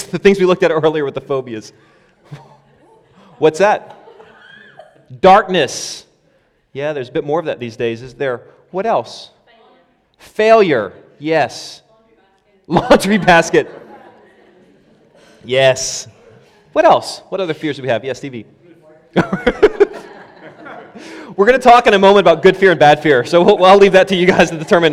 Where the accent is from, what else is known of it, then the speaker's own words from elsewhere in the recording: United States; moved away; when I was a kid growing up in the States